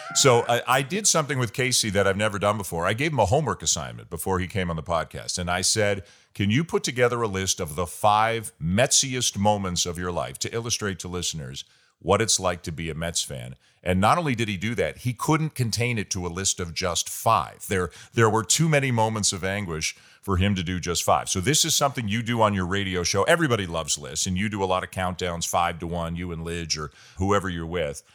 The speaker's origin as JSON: {"language": "English", "town": "Toronto", "region": "Ontario", "country": "Canada", "said": "I'm from Toronto and I'm a Maple Leafs fan"}